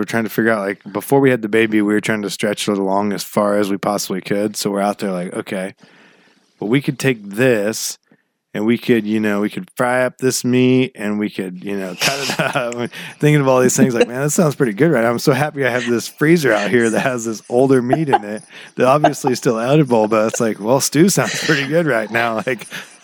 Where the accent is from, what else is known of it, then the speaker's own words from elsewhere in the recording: Glendale, Oregon, United States; when we grew up in Glendale